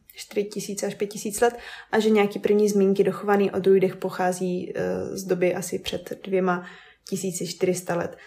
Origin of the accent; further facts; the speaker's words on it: Vysočina Region, Czechia; now in Brno, Czech Republic; My jsme uh, z Vysočiny původně a teď uh, trávíme hodně času v Brně